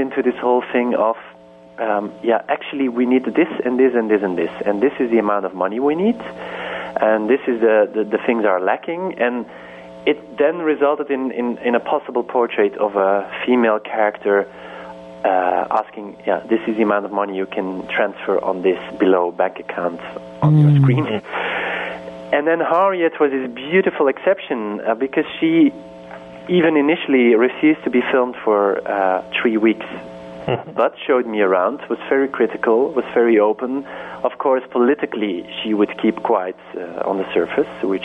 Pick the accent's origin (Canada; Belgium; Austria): Belgium; growing up in Belgium